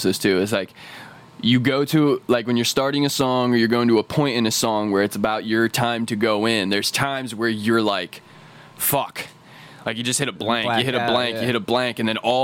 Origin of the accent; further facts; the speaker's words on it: Pennsylvania, United States; I'm from Pennsylvania.